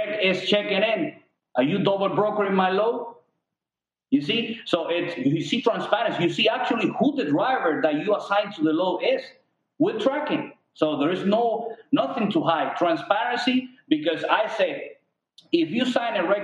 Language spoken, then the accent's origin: English; Cuba; now in United States; We're immigrants from Cuba